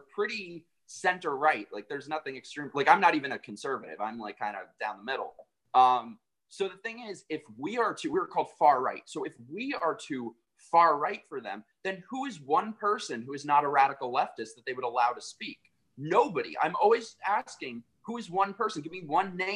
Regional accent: New York, United States; I'm from New York

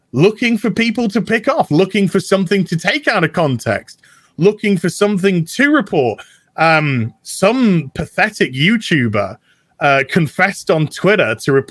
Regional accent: United Kingdom; I'm British

